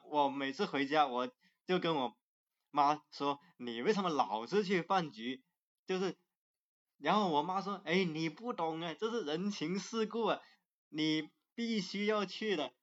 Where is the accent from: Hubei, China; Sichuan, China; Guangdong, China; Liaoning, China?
Guangdong, China; Zhanjiang; 我是在湛江长大，我从小是在湛江赤坎的市区长大。其实我心里的故乡反而是，市区那个地方